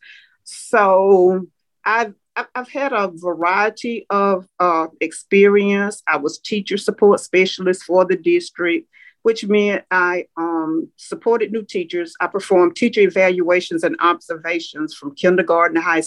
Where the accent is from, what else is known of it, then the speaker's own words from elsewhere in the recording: Damascus, Georgia, United States; now in Albany, United States; I was born and raised in Damascus, Georgia, which is in Early County, Georgia